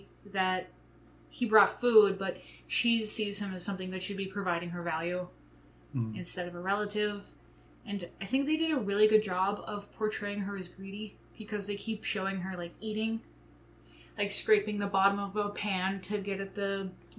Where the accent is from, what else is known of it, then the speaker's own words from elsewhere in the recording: United States; we, as an American audience